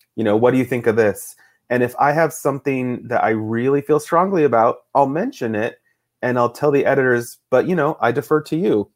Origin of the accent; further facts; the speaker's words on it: Boise, Idaho, United States; also born or lived in Fort Ord, California; I grew up mostly in Idaho, my dad is from Idaho